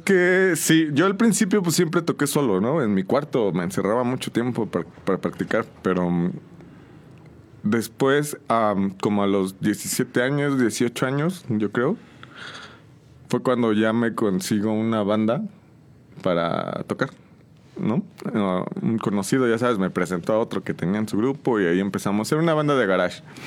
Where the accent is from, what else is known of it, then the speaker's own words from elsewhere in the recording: San Juan del Río, Querétaro, Mexico; Soy originario de aquí de San Juan del Río, de toda mi vida he vivido aquí en San Juan.